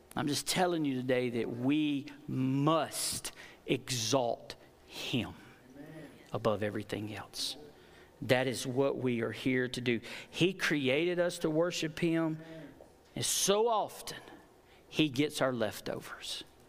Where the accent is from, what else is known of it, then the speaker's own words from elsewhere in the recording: United States; I am from Fayette County